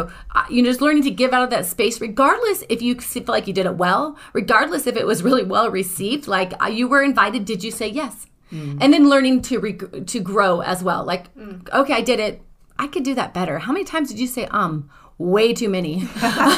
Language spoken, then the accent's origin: English; Northern California, United States; now in Redding, United States; I was from Northern California, predominantly white